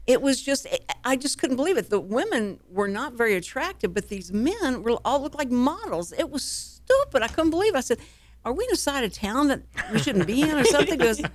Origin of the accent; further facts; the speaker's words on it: Texas, United States; because of an accent, because we're from Texas